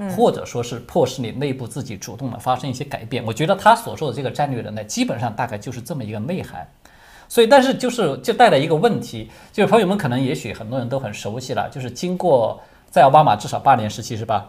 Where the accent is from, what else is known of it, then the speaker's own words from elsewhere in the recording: China; 我们中国人